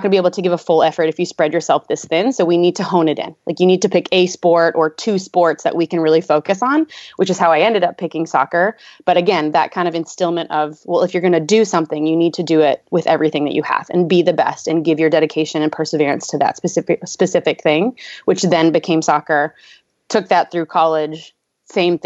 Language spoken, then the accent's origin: English; Louisville, Kentucky, United States; I'm from Louisville, Kentucky